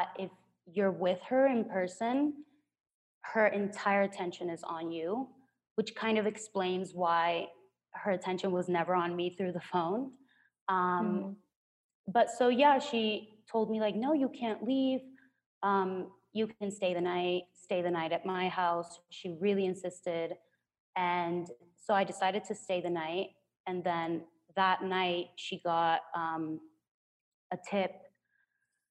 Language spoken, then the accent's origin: English; Culiacán, Sinaloa, Mexico; now in Mexico City, Mexico; my hometown, Culiacán